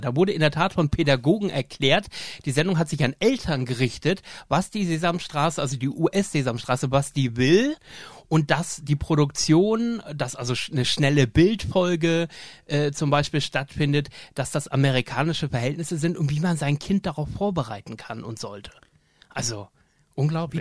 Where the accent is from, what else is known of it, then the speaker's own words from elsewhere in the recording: Emden, Lower Saxony, Germany; ich bin ja in Emden aufgewachsen